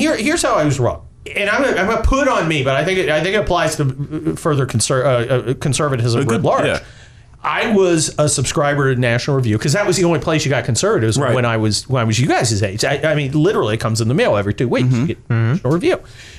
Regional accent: California, United States; And I was always harder on illegal aliens because I'm a Californian.

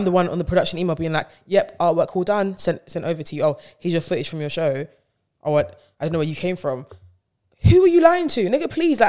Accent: Bronx, New York, United States; I'm a New Yorker. So him being like, you're from the town. I'm like, yes, I am from the Bronx.

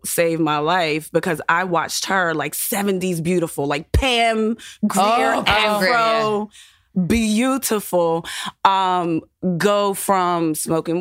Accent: Clairton, Pennsylvania, United States; I grew up in a small poor town

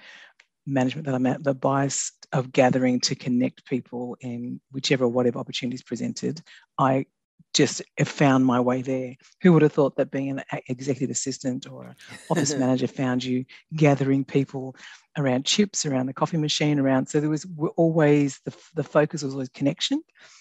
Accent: Australia; also born or lived in New Guinea; So, yeah, and raised in Australia and very, very unapologetically loud and proud Aussie.

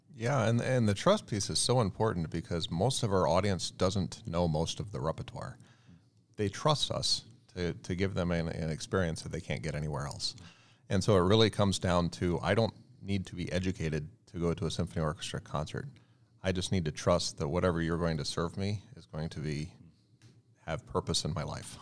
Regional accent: Virginia, United States; I grew up in a very, uh, rural area, uh, colonial area of Virginia

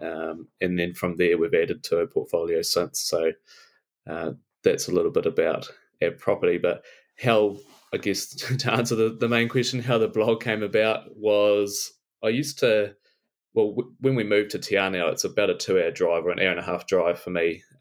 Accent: Invercargill, Southland, New Zealand; moved away as an adult; now in Te Anau, New Zealand; I'm originally from Invercargill

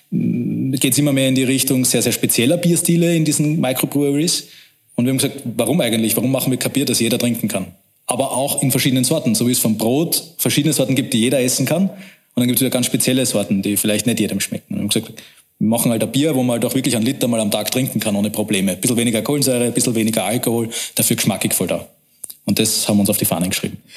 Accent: Vienna, Austria; Wir sehen uns aber als Wiener

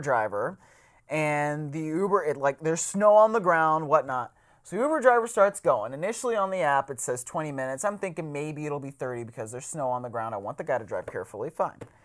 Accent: Cleveland, Ohio, United States; I am from Cleveland

